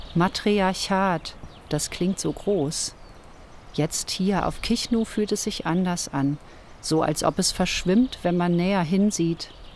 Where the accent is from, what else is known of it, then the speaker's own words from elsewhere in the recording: Ruhr area, North Rhine-Westphalia, Germany; Ich bin im Ruhrgebiet aufgewachsen